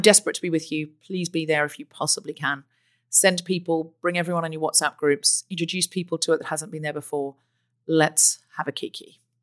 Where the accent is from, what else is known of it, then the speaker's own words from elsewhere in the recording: Queensland, Australia; moved away as an adult; also born or lived in Sydney, Australia; I left Australia, um, uh, where I grew up in Queensland